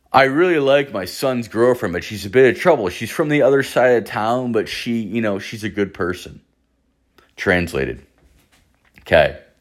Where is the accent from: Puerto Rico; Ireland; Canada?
Ireland; moved away; I am Irish, I'm from the Emerald Isle